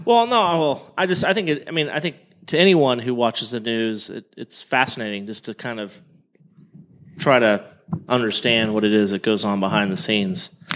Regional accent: Oklahoma, United States; I'm from Oklahoma

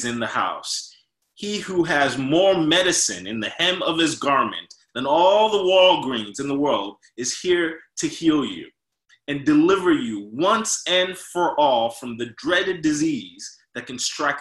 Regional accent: New York, United States; moved away; I'm from North, I'm from New York

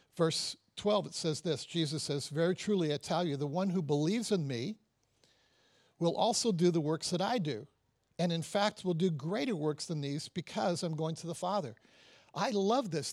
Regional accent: Toronto, Ontario, Canada; I'm from Canada, I'm from Toronto

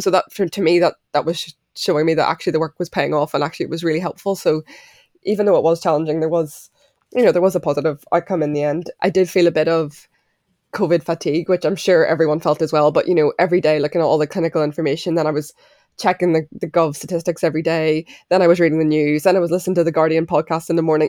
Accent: Belfast, Northern Ireland, United Kingdom; I grew up in Belfast, but I'm half Irish, half Mauritian.

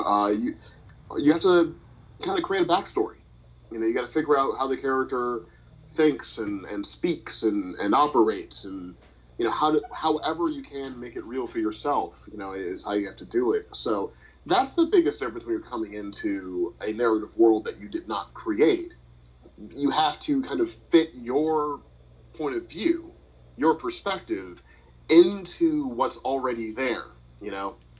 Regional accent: St. Louis, Missouri, United States; I'm from St. Louis

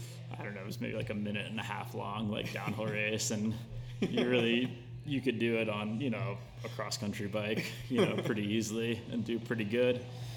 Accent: Houston, Texas, United States; moved away as an adult; I grew up in Houston. Started racing cross country down there.

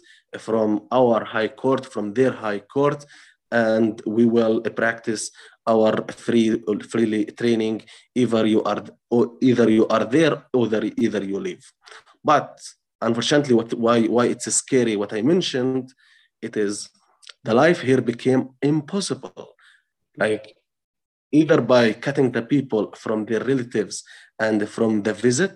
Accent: Touba, West Bank, Palestine; English is a second language; I'm from the village of Touba, I'm from Masafer Yatta, I am just like 2 kilometers or a few kilometers away from here, and I live here

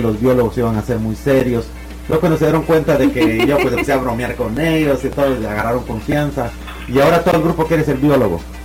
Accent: Morazán, El Progreso, Guatemala; moved away; En, Morazán, de, cerca de la aldea donde yo nací

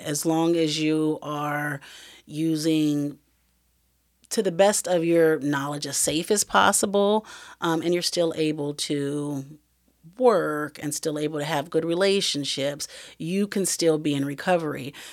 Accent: Iowa, United States; moved away as an adult; I knew that I had to move away from Iowa. That's my hometown

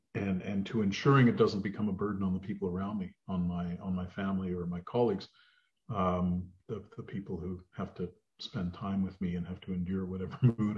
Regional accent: Edmonton, Alberta, Canada; now in Ottawa, Canada; well, you remember I came from Edmonton, so

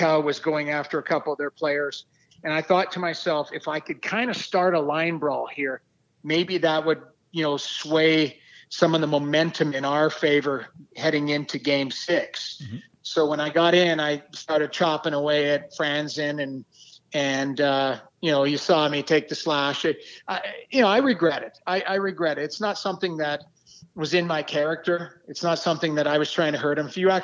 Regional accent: St. Albert, Alberta, Canada; moved away as an adult; also born or lived in Lethbridge, Alberta; I grew up in Alberta, played junior in Lethbridge, grew up in the Edmonton area.

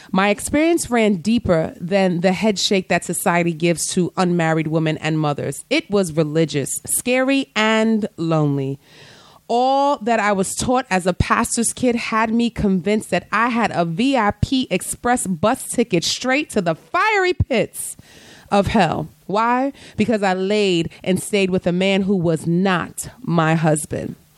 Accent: New York City, New York, United States; Growing up in the Bronx

